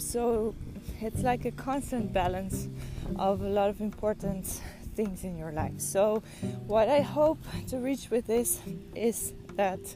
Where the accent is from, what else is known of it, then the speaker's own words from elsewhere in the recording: Netherlands; moved away; I am from the Netherlands, but I don't live in the Netherlands anymore.